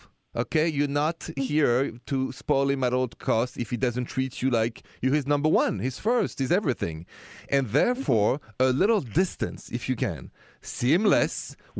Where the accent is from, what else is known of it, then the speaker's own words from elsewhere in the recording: Paris, Île-de-France, France; now in United States; Well, I am from France. Je suis de la France. From Paris.